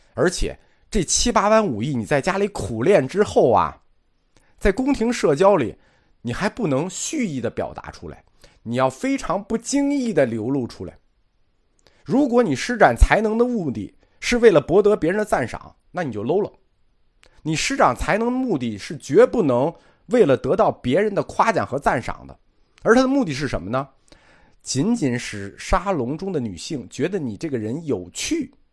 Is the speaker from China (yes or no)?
yes; China; 意大利人这个花钱跟我们中国人花钱不一样